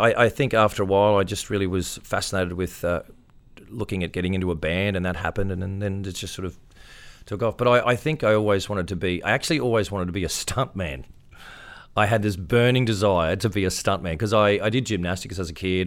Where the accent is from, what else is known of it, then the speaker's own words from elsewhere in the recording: Queensland, Australia; I'm a Queenslander